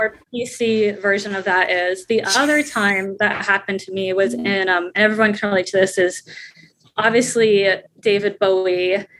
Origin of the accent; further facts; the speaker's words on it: U.S. Virgin Islands; now in New York City, United States; growing up in the Virgin Islands